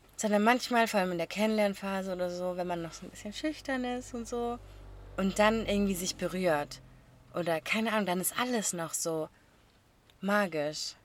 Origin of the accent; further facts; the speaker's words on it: a small area near Stuttgart, Baden-Württemberg, Germany; wir kommen nicht aus Stuttgart direkt einer Großstadt, sondern aus einer kleinen Gegend und man kennt sich